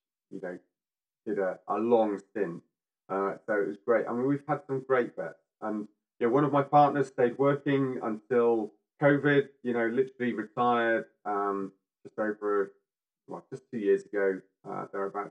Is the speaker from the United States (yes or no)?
no; Yorkshire and the Humber, United Kingdom; I'm from Yorkshire